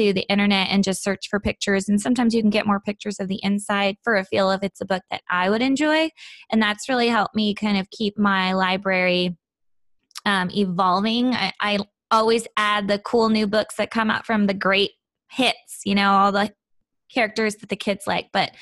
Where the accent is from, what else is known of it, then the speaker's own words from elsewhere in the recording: Seattle, Washington, United States; moved away; I grew up in Seattle